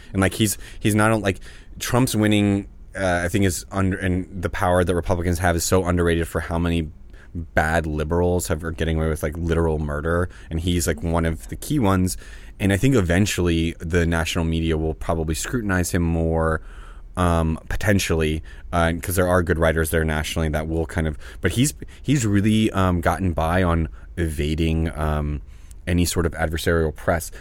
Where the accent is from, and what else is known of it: New Orleans, Louisiana, United States; born or raised there; now in Los Angeles, United States